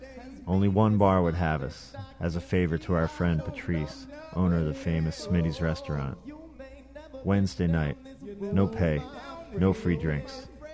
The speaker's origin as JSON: {"language": "English", "town": "Somers Point", "region": "New Jersey", "country": "United States", "tie": "born or raised there", "moved": "yes", "lives_now": "Duluth, United States", "said": "Special shout out to my hometown of Summers Point, New Jersey."}